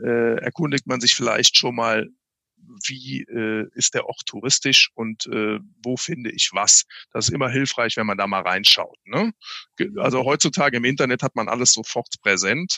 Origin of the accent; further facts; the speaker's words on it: Daun, Rhineland-Palatinate, Germany; Ich bin aufgewachsen in der DLRG-Gliederung im Binnenland, in Daun in der Eifel sozusagen, okay. in Rheinland-Pfalz